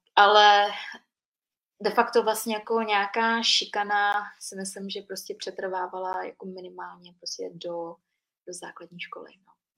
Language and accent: Czech; Příbram, Central Bohemian Region, Czechia; born or raised there; moved away as an adult; also born or lived in Vietnam; now in Prague, Czechia